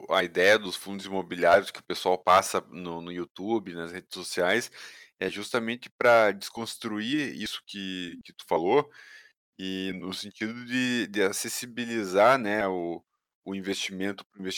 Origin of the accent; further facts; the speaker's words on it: Goiânia, Goiás, Brazil; moved away as an adult; also born or lived in São Paulo; Sou, sou de Goiânia.